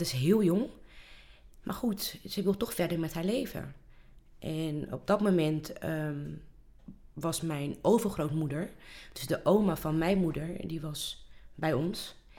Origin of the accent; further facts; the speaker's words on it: Rotterdam, South Holland, Netherlands; ik ben hier eh, geboren, opgegroeid